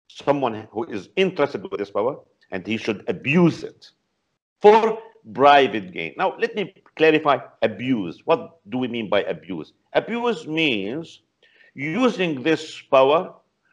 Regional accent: Palestine; now in Beirut, Lebanon; originally I'm a Palestinian, not Lebanese, but right now I'm in Lebanon in Beirut

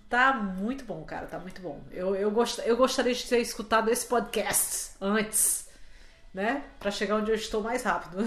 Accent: Fortaleza, Ceará, Brazil; moved away as an adult; also born or lived in Rio de Janeiro; eu sou de Fortaleza. Eu morava em Fortaleza e fui morar no Rio porque eu fui fazer comunicação

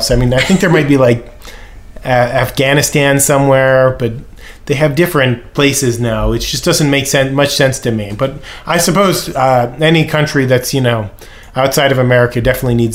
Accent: United States; we don't really know where it is because we're American and we don't care.

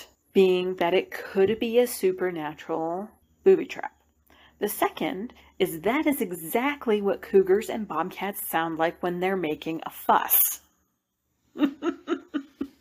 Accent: Appalachia, United States; Growing up in Appalachia

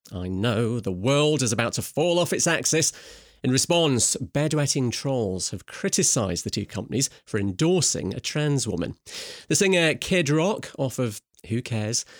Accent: Scotland, United Kingdom; I am Scottish

